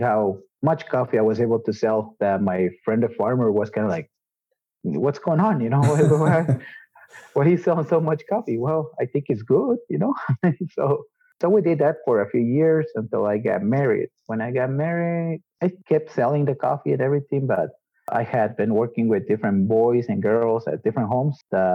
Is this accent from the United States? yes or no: no; Guatemala; I was born and raised here in Guatemala